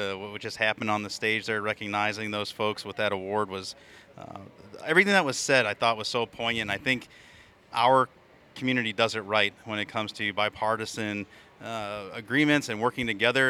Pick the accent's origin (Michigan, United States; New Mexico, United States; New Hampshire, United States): New Hampshire, United States; from the great Live Free or Die State, my hometown, or my home state